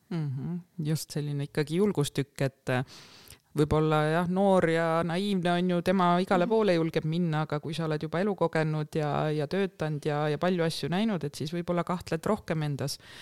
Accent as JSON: {"language": "Estonian", "town": "Tartu", "region": "Tartu County", "country": "Estonia", "tie": "born or raised there", "said": "põline tartlane"}